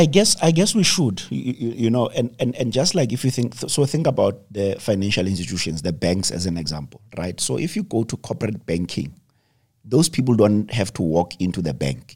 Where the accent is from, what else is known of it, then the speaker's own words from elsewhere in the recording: South Africa; as South African entrepreneurs